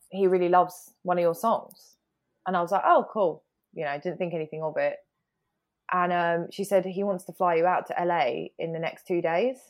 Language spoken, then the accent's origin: English; United Kingdom